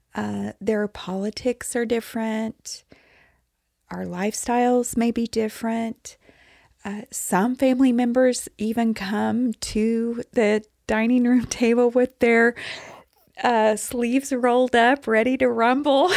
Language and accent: English; Texas, United States; I'm from Texas